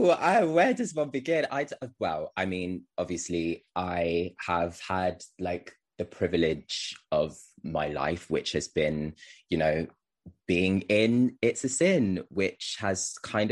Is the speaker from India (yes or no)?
no; Wolverhampton, West Midlands, United Kingdom; I'm from Wolverhampton. I live in Wolverhampton.